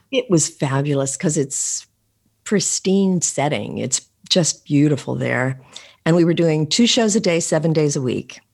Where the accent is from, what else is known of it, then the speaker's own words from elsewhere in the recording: Philadelphia, Pennsylvania, United States; also born or lived in Pittsburgh, Pennsylvania / Havertown, Pennsylvania; I was born in Pittsburgh, but oh. we moved to Philadelphia when I was about five.